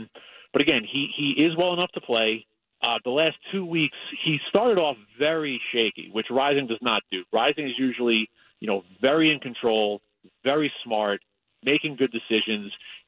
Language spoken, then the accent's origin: English; Northeast, United States; also born or lived in Massachusetts; now in Salt Lake City, United States; I grew up in the Northeast with Northeast winters, New York, New Jersey. I went to school in Massachusetts.